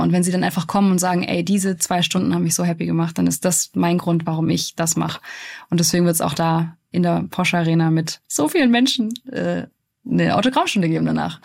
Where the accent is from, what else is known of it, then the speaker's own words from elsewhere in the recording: Stuttgart, Baden-Württemberg, Germany; es ist halt meine Heimat